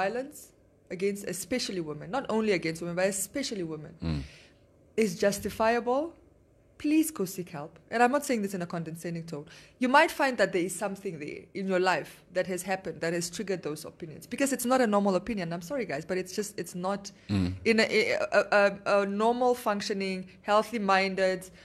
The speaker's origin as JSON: {"language": "English", "region": "northern Namibia", "country": "Namibia", "said": "I'm from the north."}